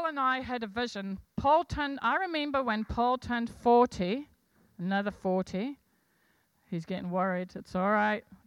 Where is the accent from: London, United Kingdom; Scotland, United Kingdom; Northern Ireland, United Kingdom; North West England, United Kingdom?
Scotland, United Kingdom; I'm Scottish